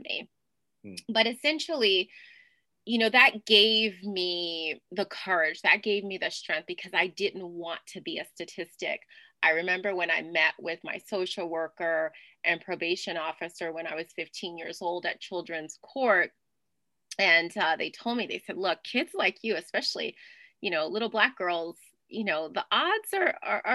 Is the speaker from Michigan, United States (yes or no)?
no; New Orleans, Louisiana, United States; I'm originally from New Orleans, Louisiana. And I grew up twirling batons and dancing in Mardi Gras parades.